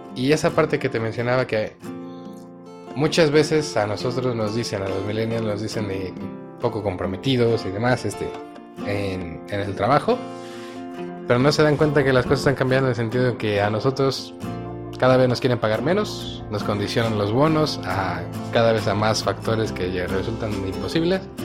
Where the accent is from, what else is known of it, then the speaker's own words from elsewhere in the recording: Mexico; seguimos siendo mexicanos